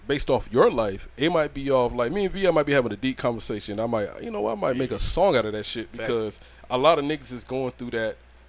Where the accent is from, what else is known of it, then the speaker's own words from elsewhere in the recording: Georgia, United States; I'm from the country too, man, down in Georgia